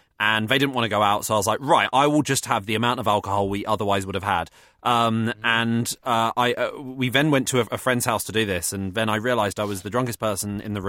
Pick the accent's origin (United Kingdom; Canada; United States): United Kingdom; I'm too polite. I'm too British.